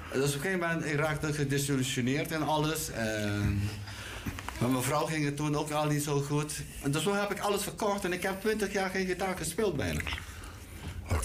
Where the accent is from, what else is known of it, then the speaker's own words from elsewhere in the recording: Curaçao; moved away; ik kwam uit Curaçao